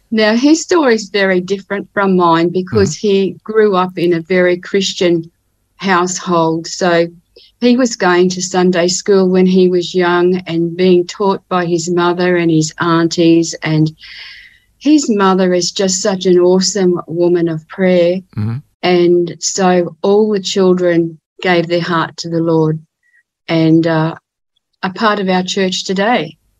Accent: Ipswich, Queensland, Australia; now in Cairns, Australia; I was born in Ipswich, which is near Brisbane in Queensland

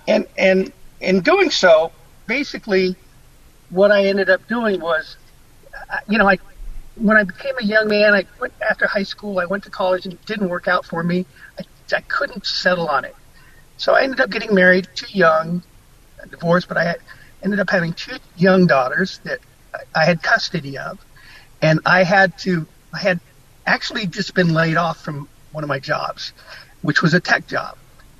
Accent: Okinawa, Japan; born there; it began when I was military dependent. I was born in Okinawa, and my father was in the military for 35 years.

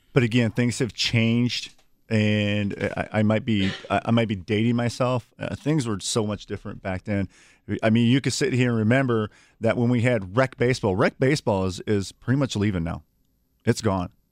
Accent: Milwaukee, Wisconsin, United States; I grew up here in the city of Milwaukee

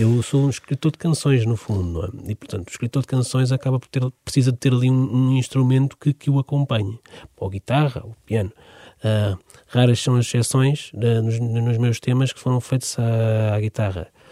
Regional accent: Amadora, Lisbon, Portugal; eu cresci precisamente na Amadora

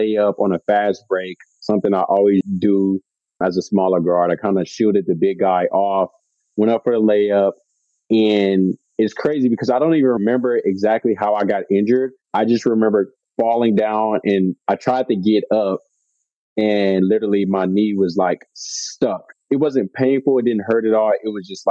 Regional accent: Houston, Texas, United States; moved away as an adult; also born or lived in Belgium / Poland; I'm a Southern guy, born and raised in Houston, Texas.

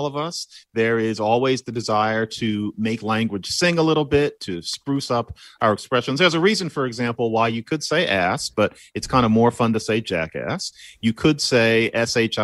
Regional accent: Philadelphia, Pennsylvania, United States; born or raised there

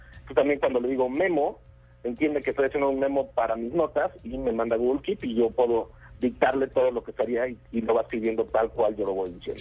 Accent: Mexico; yo soy mexicano

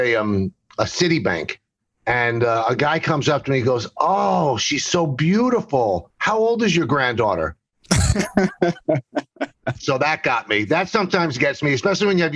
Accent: New York City, New York, United States; I grew up in the South Bronx

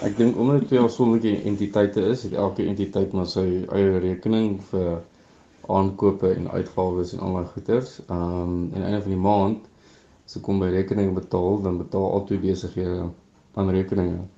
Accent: Northern Transvaal, Limpopo, South Africa; ek is gebore in Noord-Transvaal in 'n klein dorpie of nie 'n klein dorpie, 'n dorpie met die naam Zanin

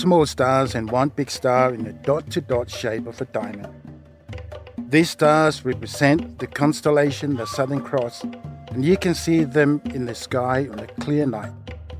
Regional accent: Samoa; first language Samoan; English is a second language; moved away as an adult; now in Australia; I'm Samoan. My parents are Samoan, so of course I was born there and raised in Samoa until I was about 18 years old when I moved to Australia. So Samoan is my first language.

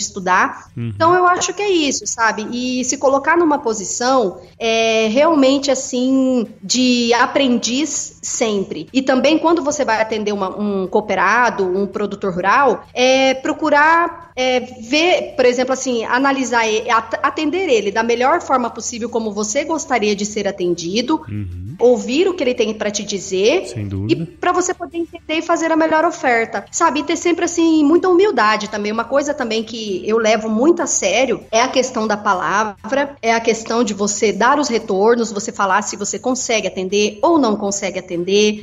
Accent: Mato Grosso, Brazil; also born or lived in Rio Grande do Sul / São Gabriel do Oeste, Mato Grosso do Sul / Tangará da Serra, Mato Grosso; nasci no Rio Grande do Sul, uhum. fui criado uma parte no Mato Grosso do Sul e no Mato Grosso

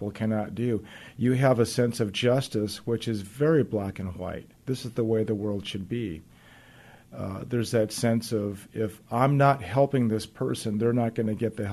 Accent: Gardena, California, United States; moved away as an adult; now in Seattle, United States; I worked a year in my hometown of Gardena, California

